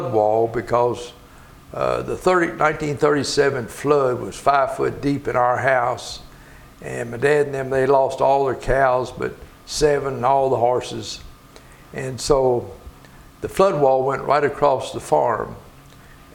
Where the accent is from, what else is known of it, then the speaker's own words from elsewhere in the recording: Louisville, Kentucky, United States; I was born and raised in the southwestern part of Jefferson County. Down on our house was about 100 yards, faced the Ohio River.